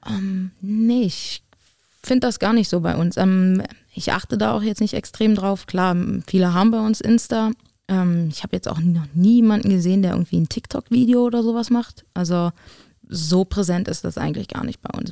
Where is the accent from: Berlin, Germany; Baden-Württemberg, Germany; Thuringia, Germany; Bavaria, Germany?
Berlin, Germany; moved away as an adult; also born or lived in Potsdam; Berlin ist Berlin und wird meine, mein, mein, mein Heim, meine Heimat bleiben